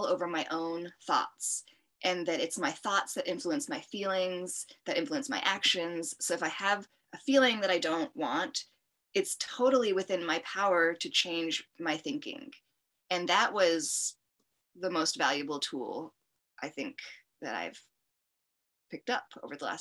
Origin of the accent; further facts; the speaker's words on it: United States; as an American girl growing up